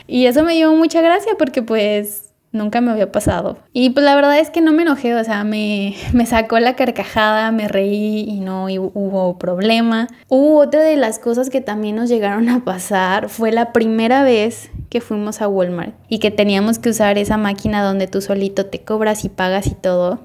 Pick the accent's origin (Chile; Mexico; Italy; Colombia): Mexico; moved away; me preguntó que de dónde era, ya le dije que era mexicana